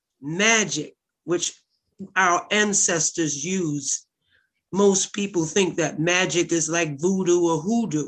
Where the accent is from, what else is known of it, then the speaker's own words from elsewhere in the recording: New York City, New York, United States; also born or lived in Newark / Harlem; I lived in Newark. I lived in Harlem when it wasn't sexy. And I'm from Bed-Stuy